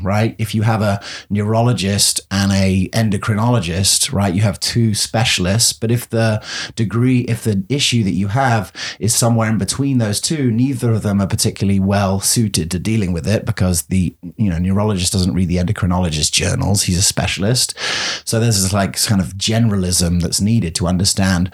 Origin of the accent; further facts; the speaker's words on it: England, United Kingdom; moved away as an adult; also born or lived in Colorado / London; now in Gainesville, United States; it was fun being the English guy